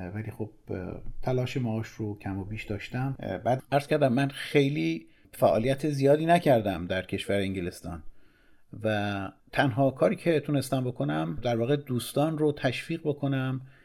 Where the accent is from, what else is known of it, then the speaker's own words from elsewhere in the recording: Tehran, Tehran Province, Iran; سال 1334 مطابق با جولای 1955 میلادی در تهران به دنیا آمدم